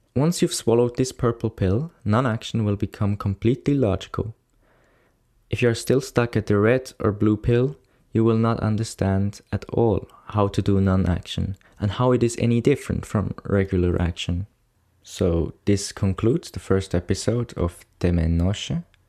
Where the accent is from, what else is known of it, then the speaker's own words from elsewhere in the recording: Bern, Switzerland; I'm coming from Switzerland, more specifically Bern, which is the capital city of Switzerland.